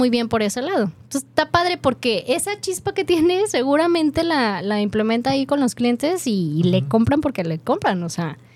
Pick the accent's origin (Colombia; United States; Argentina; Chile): United States; Washington; Spanish is a second language; Yo soy del estado de Washington y mi español es bueno.